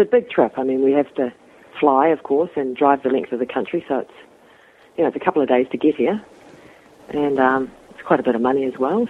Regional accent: bottom of the North Island, New Zealand; I'm from the North Island, which is um, you know New Zealand's two parts. So it's the bottom of the North Island

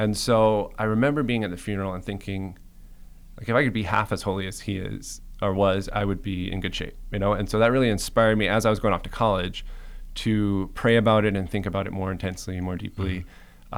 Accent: Cayman Islands; moved away; also born or lived in Michigan; I'm originally from the Cayman Islands

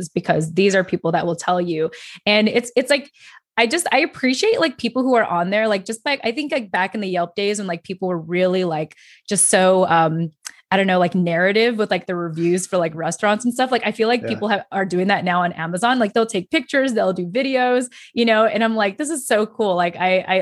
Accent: Philippines; I'm Filipino

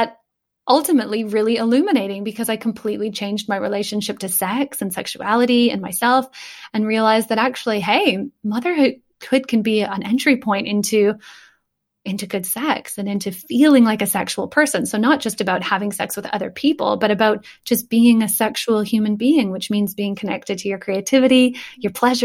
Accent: Canada; moved away as an adult; now in England, United Kingdom; you can tell from my accent that I'm not English. I come from Canada

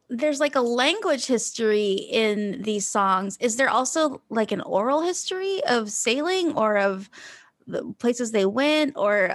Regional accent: Hawaii, United States; everyone listens, I think, knows that I grew up in Hawaii

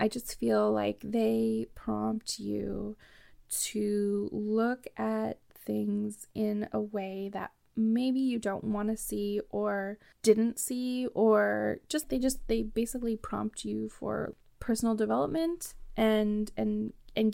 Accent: Canada; I'm from Canada

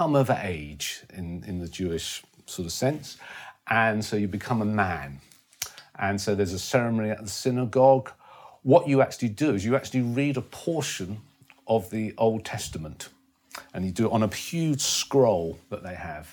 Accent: London, United Kingdom; I was born in Stanmore in North London, which is end of the Jubilee line for anyone who's not a Londoner

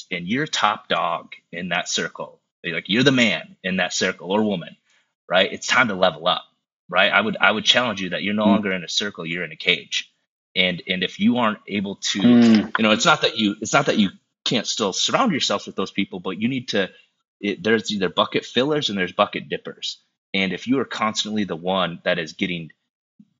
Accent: South Dakota, United States; now in Minneapolis, United States; growing up in South Dakota, it wasn't like I had a lot of options to get around people. I grew up in a town of 900 people

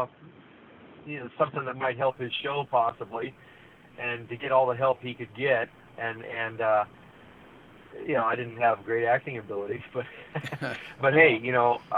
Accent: Santa Clarita, California, United States; I grew up in the Santa Clarita Valley

